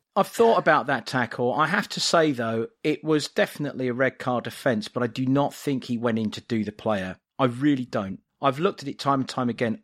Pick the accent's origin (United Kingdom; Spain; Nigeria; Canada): United Kingdom; England; now in United States; being English and living abroad